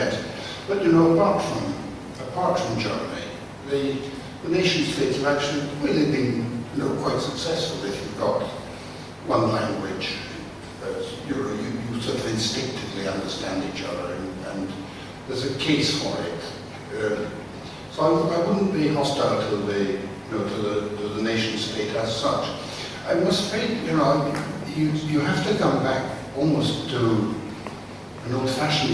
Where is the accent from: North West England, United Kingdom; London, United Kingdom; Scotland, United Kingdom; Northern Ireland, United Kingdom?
Scotland, United Kingdom; as a Scotsman